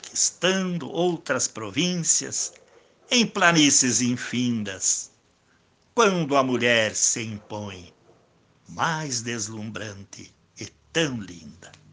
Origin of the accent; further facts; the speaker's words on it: Não-Me-Toque, Rio Grande do Sul, Brazil; moved away; eu tenho o prazer, depois de mais de cinco décadas, voltar a Não Me Toque